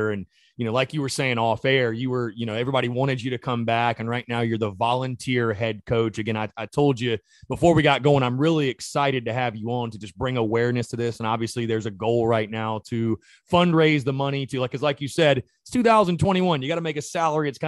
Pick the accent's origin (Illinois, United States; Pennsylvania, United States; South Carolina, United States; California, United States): South Carolina, United States; North Augusta; I'm actually from North Augusta.